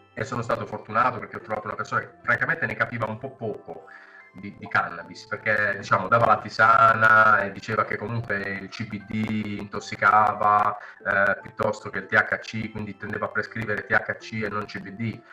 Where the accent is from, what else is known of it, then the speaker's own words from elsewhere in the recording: Mola di Bari, Apulia, Italy; io sono di Mola, eh, qui a Monopoli, qui vicino